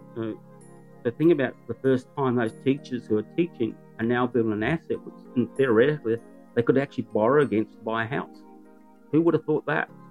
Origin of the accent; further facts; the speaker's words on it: New Zealand; moved away as an adult; now in Newcastle, Australia; I'm a Kiwi